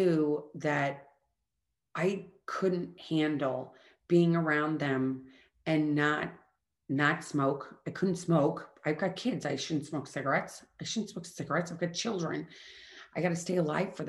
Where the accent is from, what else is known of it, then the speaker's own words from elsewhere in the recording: Midwest, United States; I'm from the Midwest.